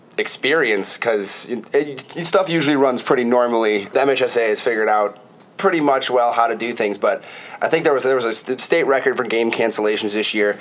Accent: Detroit, Michigan, United States; I'm from the Detroit area. We used to go to Cedar Point once, twice, three times a year

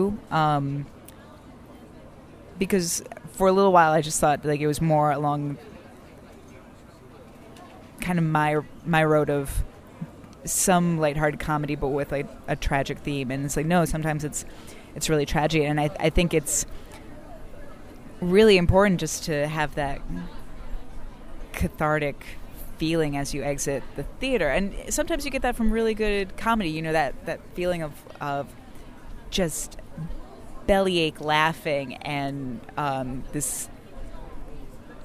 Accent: Michigan, United States; now in Chicago, United States; originally Michigan

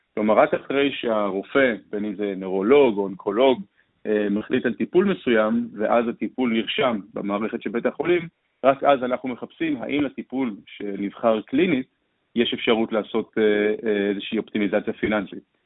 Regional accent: Israel; בתור יזמים ישראלים

